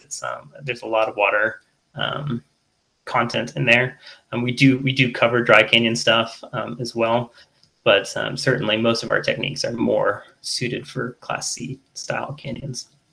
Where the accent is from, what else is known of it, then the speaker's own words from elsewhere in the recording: United States; I'm American